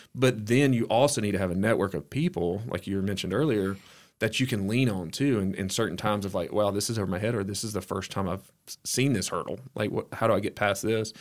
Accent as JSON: {"language": "English", "town": "Oak Grove", "region": "Alabama", "country": "United States", "tie": "born or raised there", "said": "I grew up in Oak Grove, which is, um, outside of Hueytown, Alabama, um, small town."}